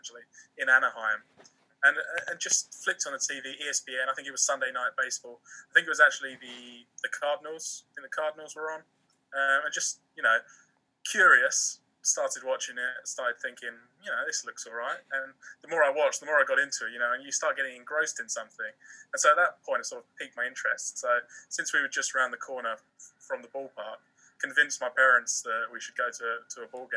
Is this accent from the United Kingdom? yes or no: yes; United Kingdom; I'm from just north of London